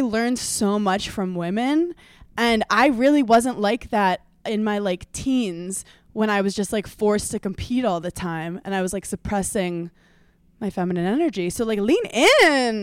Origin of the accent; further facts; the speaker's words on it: New York, United States; growing up in New York